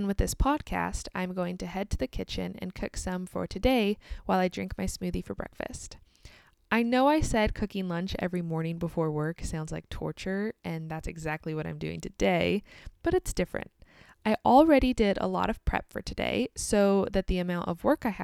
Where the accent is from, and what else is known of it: United States; also born or lived in Kansas